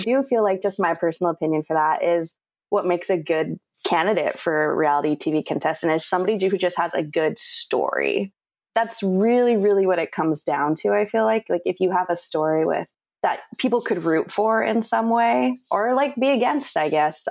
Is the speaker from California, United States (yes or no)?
yes; Whittier, California, United States; now in Los Angeles, United States; I grew up in Whittier, which is maybe like 30 minutes outside of LA.